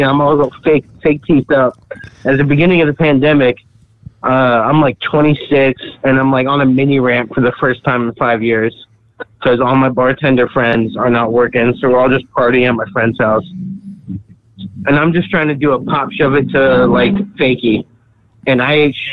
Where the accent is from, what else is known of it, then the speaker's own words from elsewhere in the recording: San Diego, California, United States; I'm from San Diego